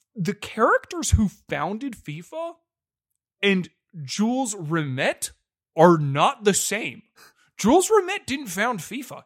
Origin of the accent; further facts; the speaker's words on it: United States; we're American